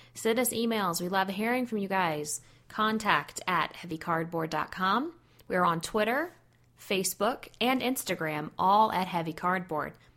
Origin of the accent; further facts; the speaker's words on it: Texas, United States; I am from Texas, and that accent will come out occasionally